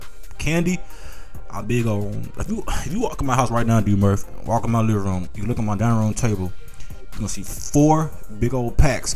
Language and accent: English; Texas, United States; also born or lived in Colorado; I'm from Texas.